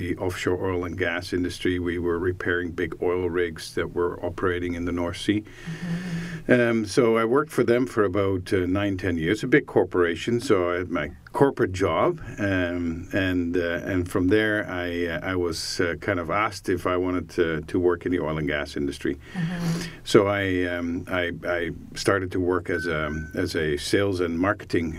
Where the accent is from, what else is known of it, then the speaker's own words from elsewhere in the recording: Netherlands; moved away as an adult; also born or lived in London, United Kingdom; now in Hamilton, Canada; I was born in the Netherlands. I'm a cloggy, wooden head wouldn't listen. So, grew up there until I was about 21